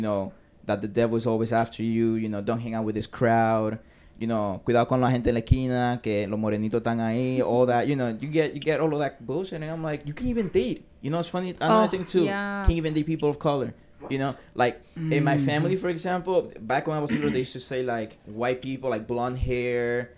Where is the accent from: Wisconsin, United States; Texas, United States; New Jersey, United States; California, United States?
New Jersey, United States; Paterson; English is a second language; also born or lived in Dominican Republic; I grew up in Patterson.